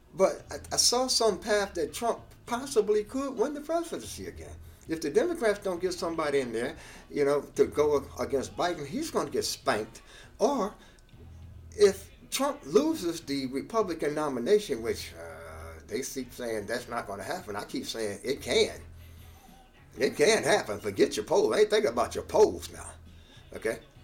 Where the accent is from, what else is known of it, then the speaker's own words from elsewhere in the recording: United States; as African American people